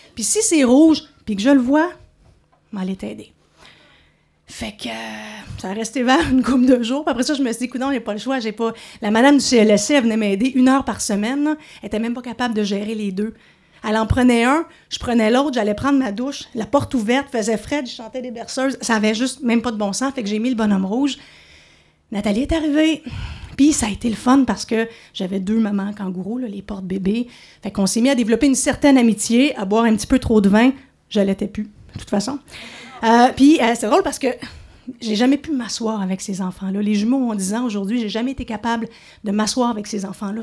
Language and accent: French; Montreal, Quebec, Canada; moved away as an adult; now in Outaouais, Canada; Je suis de Montréal, mais maintenant, ça compte plus. Je suis de l'Outaouais. Après 15 ans ici